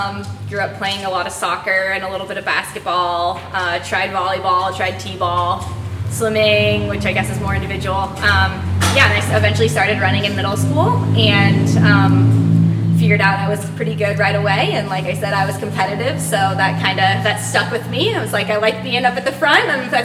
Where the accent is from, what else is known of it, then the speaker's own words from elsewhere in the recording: Eugene, Oregon, United States; I grew up in Eugene, Oregon, which is kind of nicknamed Tracktown USA, so I very much grew up around the sport of running and track and field.